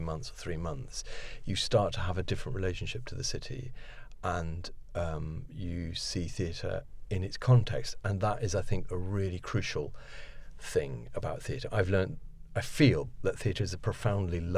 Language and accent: English; Oxford, South East England, United Kingdom; accent: posh; also born or lived in Paris / New York; I suppose Oxford is mainly my home because that's where I'd always come back to because my father was teaching at the university there and we grew up in Oxford